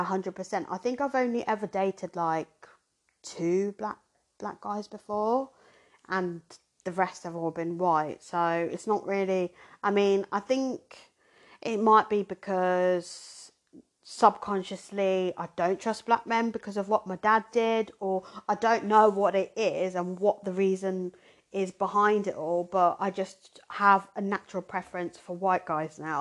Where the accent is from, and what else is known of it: Surrey / Hampshire, South East England, United Kingdom; born or raised there; also born or lived in Zimbabwe